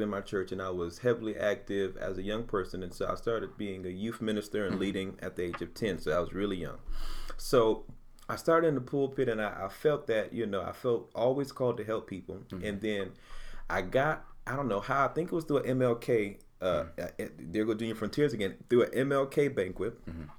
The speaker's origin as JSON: {"language": "English", "town": "Utica", "region": "New York", "country": "United States", "tie": "born or raised there", "said": "So I came from North Utica, JFK. I lived in North Utica as well."}